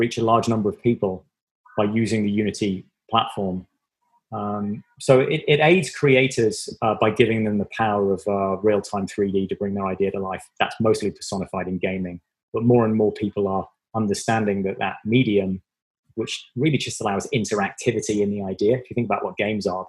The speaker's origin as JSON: {"language": "English", "area": "Devon", "region": "South West England", "country": "United Kingdom", "tie": "born or raised there", "moved": "yes", "said": "It's from England. It's from the very southwest of England. I was born in Devon. It was a very rural community. I grew up, the places I grew up in England they're not even called villages."}